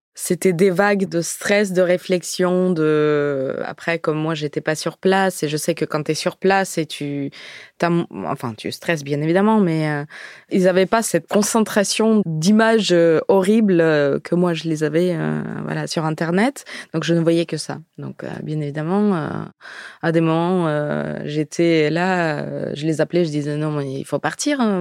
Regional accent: Ukraine; French is a second language; moved away as an adult; now in France; je, suis née en Ukraine. Maintenant, je viens en France.

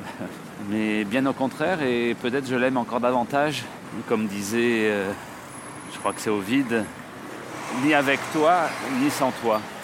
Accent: Marseille, Provence-Alpes-Côte d'Azur, France; moved away as an adult; also born or lived in Paris; je suis un provincial, un Marseillais qui est monté à Paris. Pour faire du, cinéma, je suis monté, je devais avoir 19-20 ans

